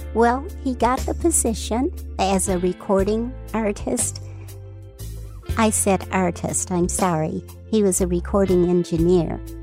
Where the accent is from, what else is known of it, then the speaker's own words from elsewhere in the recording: Detroit, Michigan, United States; I am from Detroit, Michigan